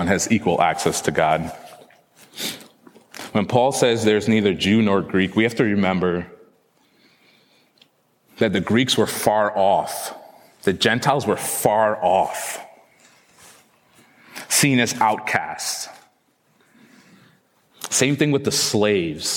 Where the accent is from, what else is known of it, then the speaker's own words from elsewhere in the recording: Trinidad & Tobago; I was born in Trinidad